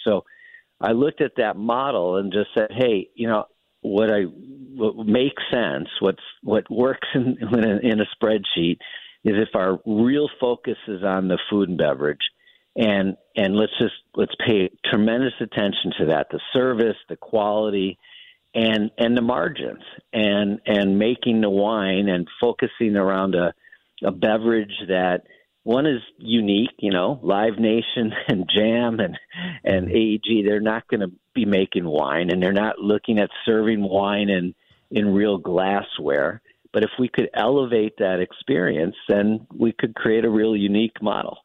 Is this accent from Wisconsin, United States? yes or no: yes; Milwaukee, Wisconsin, United States; moved away as an adult; also born or lived in St. Louis, United States / New York, United States; I grew up in Milwaukee